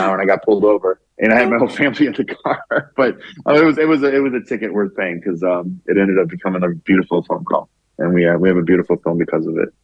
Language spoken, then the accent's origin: English; Orlando, Florida, United States; I'm from Orlando